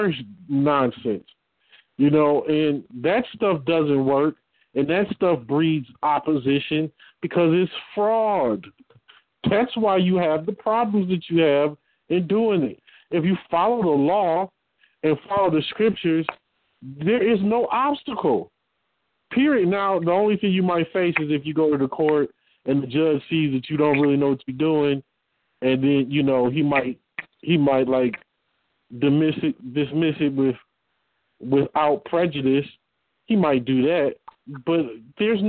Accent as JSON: {"language": "English", "town": "Detroit", "region": "Michigan", "country": "United States", "said": "I'm from Detroit."}